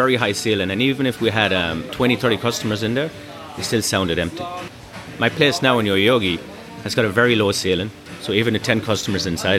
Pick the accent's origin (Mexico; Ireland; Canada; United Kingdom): Ireland; Tipperary, Munster; moved away as an adult; also born or lived in Galway, Ireland; now in Japan; My parents were farmers. I had no interest in that. So I moved from Tipperary to Galway at a young age.